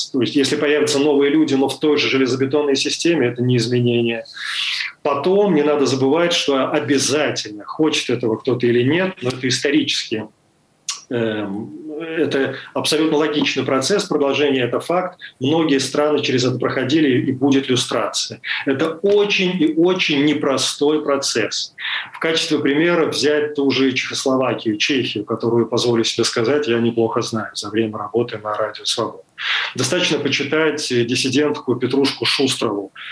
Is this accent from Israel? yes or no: no; Kyiv, Ukraine; и Киев для меня был знакомый более чем знакомый это мой второй город мой родной город поэтому там было легче.